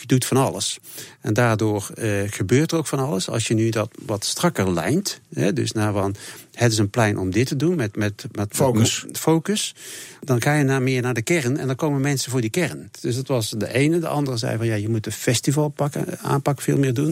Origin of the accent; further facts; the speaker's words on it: Tilburg, North Brabant, Netherlands; ik ben zelf een Tilburger